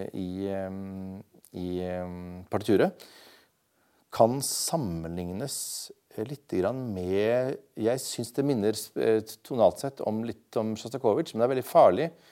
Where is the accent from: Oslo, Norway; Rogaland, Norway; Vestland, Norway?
Vestland, Norway; Bergen; jeg vokste jo opp i Bergen